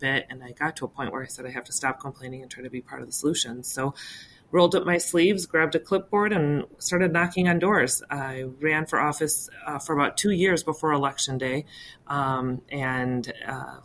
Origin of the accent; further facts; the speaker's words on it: West Chicago, Illinois, United States; growing up in West Chicago, my parents had a grocery store in town